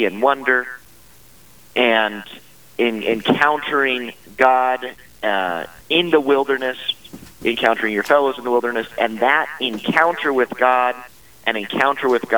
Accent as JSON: {"language": "English", "region": "Wyoming", "country": "United States", "tie": "born or raised there", "said": "I'm a Wyoming boy. I grew up here in Wyoming."}